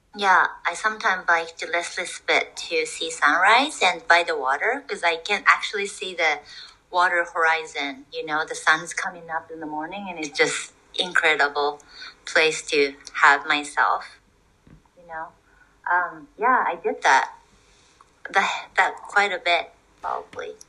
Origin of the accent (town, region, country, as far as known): Japan; English is a second language; moved away as an adult; also born or lived in Toronto